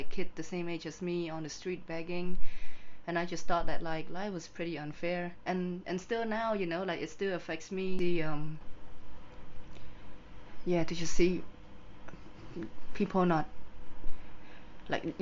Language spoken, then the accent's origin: English; Cambodia; also born or lived in England; my childhood was pretty okay. It was pretty good. I don't think I was affected by the war because I don't remember anything. But growing up in Cambodia in general